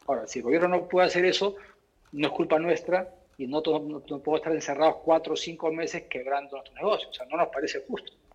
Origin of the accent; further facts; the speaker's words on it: Peru; Todos somos peruanos